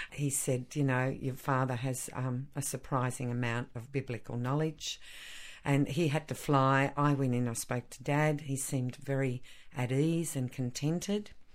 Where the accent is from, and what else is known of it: Australia